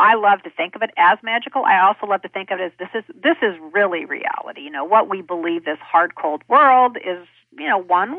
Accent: Kansas, United States; I'm a kid from Kansas

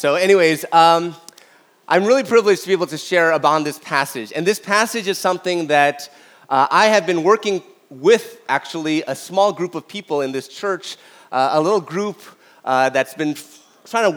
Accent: Toronto, Ontario, Canada; I grew up in North York, Toronto, all my life

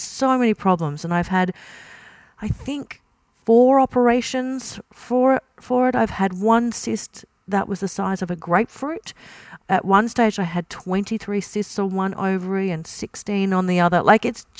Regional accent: Kingaroy, country Queensland, Australia; I grew up in King Roy and country Queensland

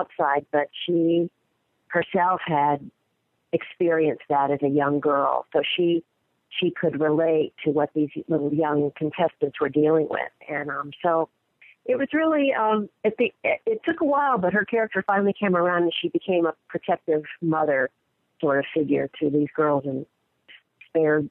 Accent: Florida, United States; I'm from Florida, so that's not quite as deep south

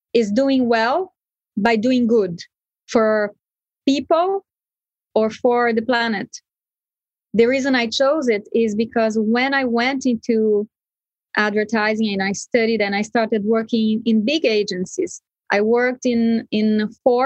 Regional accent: Brazil; where I was brought up in Brazil

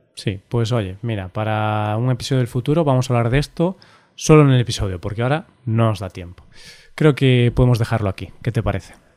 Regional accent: Galicia, Spain; also born or lived in Vigo; tengo un patriotismo gallego de mi región

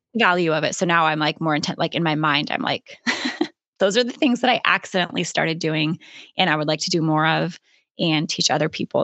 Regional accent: Alaska, United States; moved away as an adult; also born or lived in Florida / Idaho / California; I was born and raised in Alaska

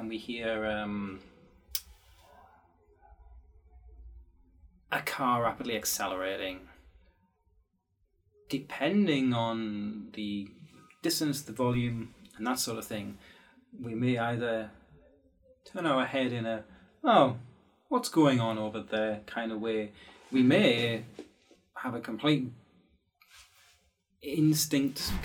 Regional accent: England, United Kingdom; I'm English

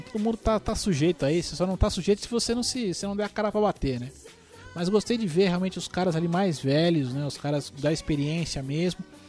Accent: Brazil; eu sou brasileiro

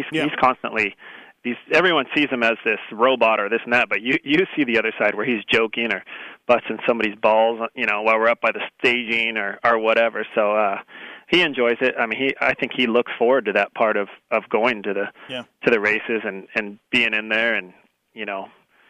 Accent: San Marcos, California, United States; San Marcos, San Diego County.

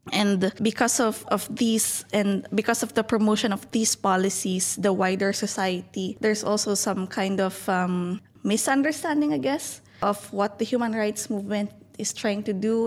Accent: Baguio, Cordillera Administrative Region, Philippines; I'm from Baguio City

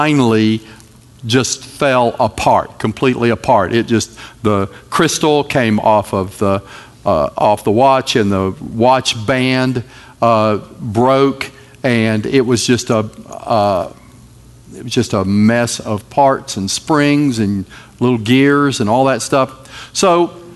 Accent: North Carolina, United States; I am from North Carolina

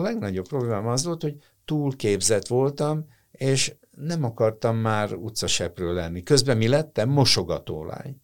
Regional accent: Hungary; én magyar vagyok. Na ha nem teljesen, tehát én szerb vér meg lengyel vér van bennem

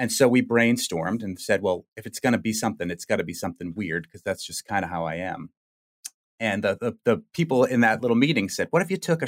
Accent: Massachusetts, United States; accent: Boston; Well, I grew up in the Boston area. My dad is from Rosendale and my mom is from Dedham. So I grew up with the same accent as you.

